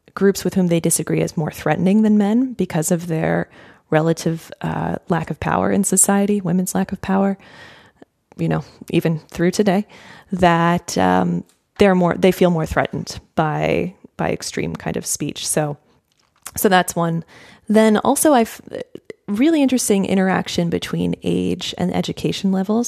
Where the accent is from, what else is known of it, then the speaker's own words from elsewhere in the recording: United States; as an American